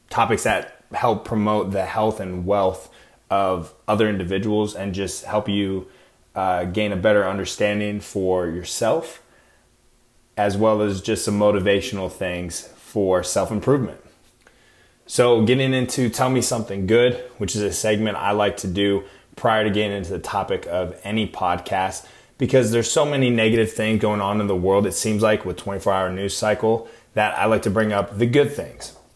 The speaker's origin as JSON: {"language": "English", "region": "Arizona", "country": "United States", "tie": "born or raised there", "also_born_or_lived": "Iowa", "moved": "as an adult", "lives_now": "California, United States", "said": "I'm originally from Iowa, but I was also kind of raised in Arizona. I mean, I went to high school there and everything, met my wife"}